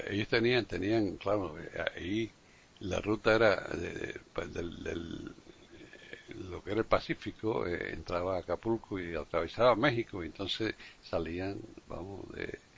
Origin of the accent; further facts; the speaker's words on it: Cuba; now in Florida, United States; nosotros nos criamos en Cuba